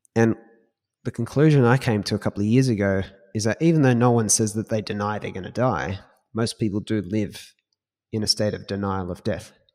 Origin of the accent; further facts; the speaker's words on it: Australia; we're Australian.